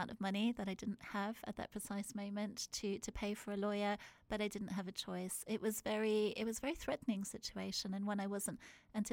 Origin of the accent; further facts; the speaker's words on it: South Africa; moved away as an adult; I grew up in South Africa. I was born there and I lived there until I was 19 years old